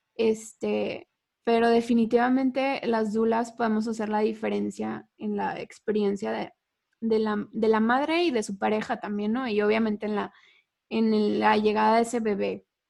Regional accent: Mexico; nosotras tres somos mexicanas

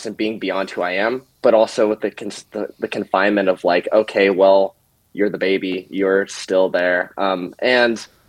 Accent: Bainbridge Island, Washington, United States; I grew up in Washington, Bainbridge Islands

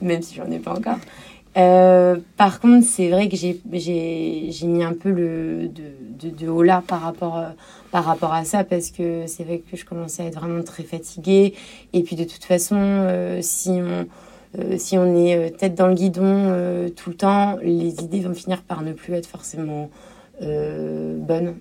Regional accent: Cherbourg, Normandy, France; ma ville natale qu'est Cherbourg

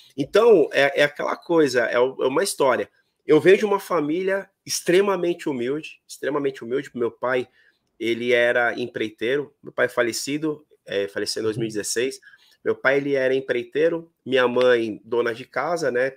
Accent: São Paulo, Brazil; eu sou daqui de São Paulo. Uhum. Moro num bairro aqui chamado Vila Matilde, que é um bairro bem tradicional, e na rua aonde onde eu, eu, sempre basicamente morei quase a minha vida inteira

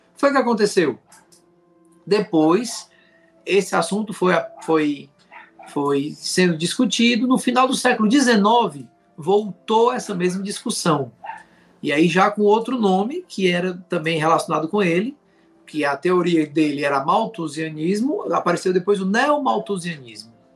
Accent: Fortaleza, Ceará, Brazil; now in Juazeiro do Norte, Brazil; eu sou natural de Fortaleza, Ceará, e moro em Juazeiro do Norte, Ceará

